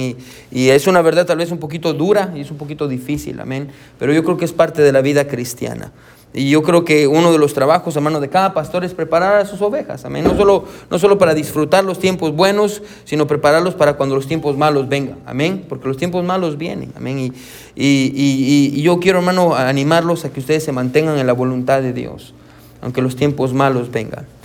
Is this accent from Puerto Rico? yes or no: no; Guatemala; now in United States; yo soy de Guatemala, y yo extraño Guatemala.